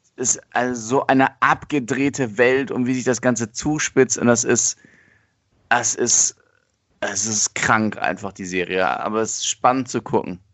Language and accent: German; Germany; bei uns in Deutschland